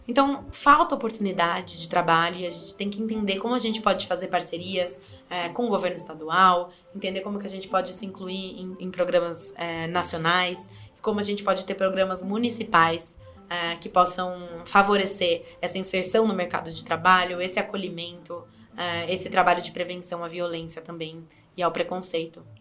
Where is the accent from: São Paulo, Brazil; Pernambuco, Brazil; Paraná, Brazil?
São Paulo, Brazil; Sorocaba; Eu nasci aqui em Sorocaba, cresci aqui também, ah, no bairro de Inhaíba, em Brigadeiro Tobias